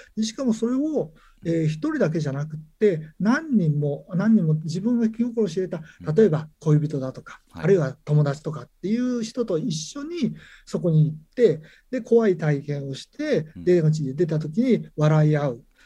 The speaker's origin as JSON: {"language": "Japanese", "region": "Nagano", "country": "Japan", "tie": "born or raised there", "said": "僕はあの長野県の方の出身なんですけれども"}